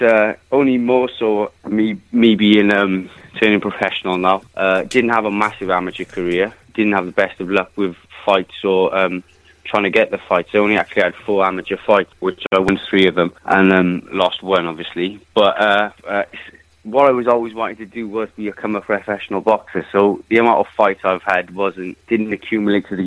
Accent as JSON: {"language": "English", "region": "Wales", "country": "United Kingdom"}